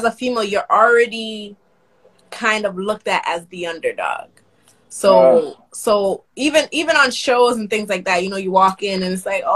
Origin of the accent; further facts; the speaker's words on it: Toronto, Ontario, Canada; Nigerian, but born, raised in the West End of Toronto